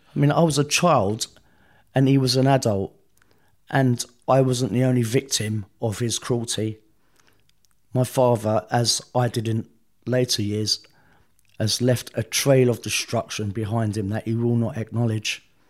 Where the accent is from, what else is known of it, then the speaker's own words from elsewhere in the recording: London, United Kingdom; I was born in South London